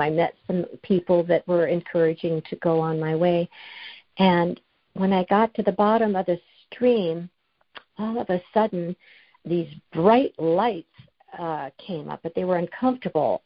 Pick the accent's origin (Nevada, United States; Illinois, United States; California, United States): California, United States; now in Washington, United States; I was going to my hometown every month to see my parents. They're in their 90s. And I'd fly from Washington down to California